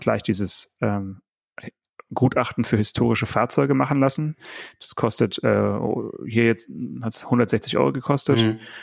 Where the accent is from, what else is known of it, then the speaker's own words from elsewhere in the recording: Swabia, Germany; ich bin ja auch Schwabe.